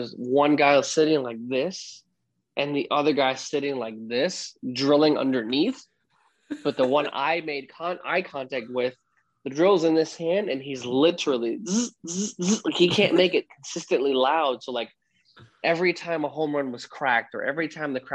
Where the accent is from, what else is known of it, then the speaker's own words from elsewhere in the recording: New York City, New York, United States; born and raised in the Bronx